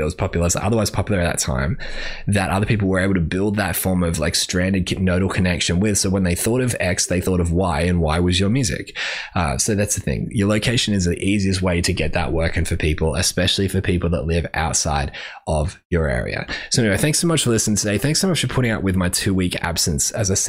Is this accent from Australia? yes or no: yes; Brisbane, Queensland, Australia; because I'm from Brisbane, and therefore I kind of win